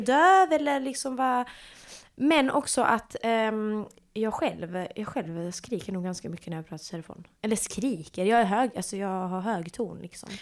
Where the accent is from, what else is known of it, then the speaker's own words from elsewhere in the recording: Malmö, Skåne, Sweden; jag är eh, född och uppvuxen i Malmö